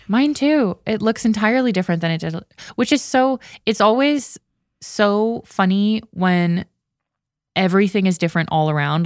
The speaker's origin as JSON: {"language": "English", "region": "Ontario", "country": "Canada", "tie": "born or raised there", "moved": "yes", "said": "where I grew up in Canada and Ontario"}